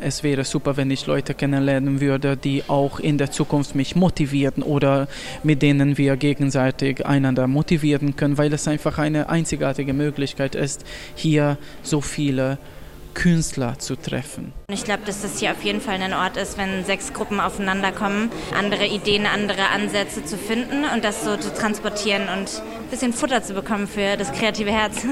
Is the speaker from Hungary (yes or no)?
yes; Budapest, Hungary; German is a second language; moved away as an adult; also born or lived in Germany; now in Timișoara, Romania; Ursprünglich komme ich aus Budapest, Ungarn